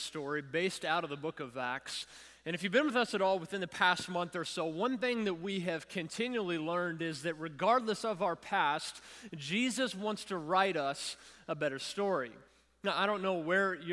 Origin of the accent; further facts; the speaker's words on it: Louisville, Kentucky, United States; Savannah and I grew up together in Louisville, Kentucky